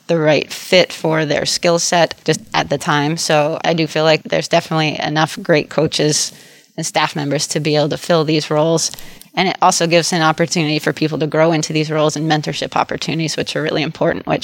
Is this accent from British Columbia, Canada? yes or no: yes; North Vancouver, British Columbia, Canada; also born or lived in Zimbabwe / Chicago; I moved to North Vancouver when I was 3